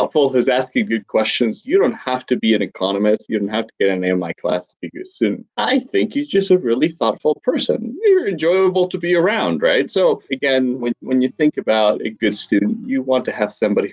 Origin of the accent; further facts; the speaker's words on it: Quito, Pichincha, Ecuador; I grew up in Ecuador. In a city called Quito.